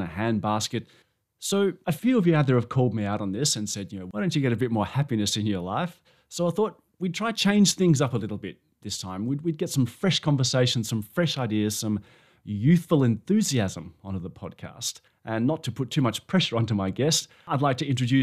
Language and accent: English; Australia; I'm an Australian